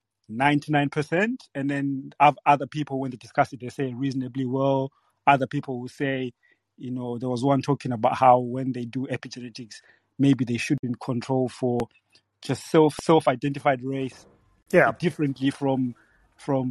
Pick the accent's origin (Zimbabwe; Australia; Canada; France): Zimbabwe; now in United Kingdom; I was born in Zimbabwe, and I moved to the UK where I live now in 2009.